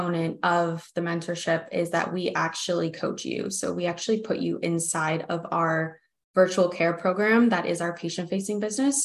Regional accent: United States; I'm American

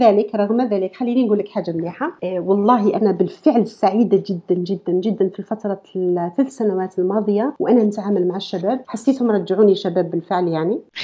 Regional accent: Algeria; moved away as an adult; لو قعدت في الجزائر

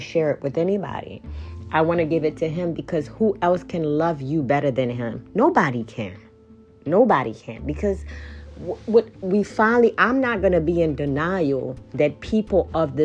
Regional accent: Kenya; I am from Kenya

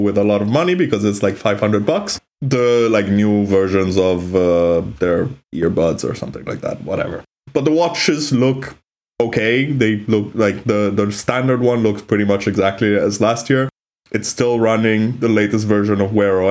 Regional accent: Milan, Lombardy, Italy; we were growing up in Milan in those years

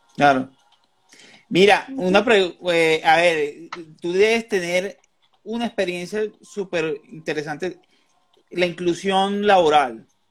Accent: Venezuela; now in Colombia; yo soy colombo venezolano, yo nací en Venezuela y vivo aquí

